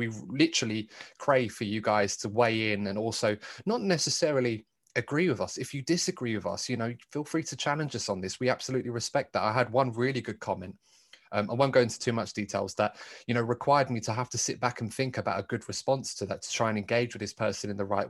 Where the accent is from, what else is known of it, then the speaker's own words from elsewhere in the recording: United Kingdom; what will we have to look forward to as British fans of the sport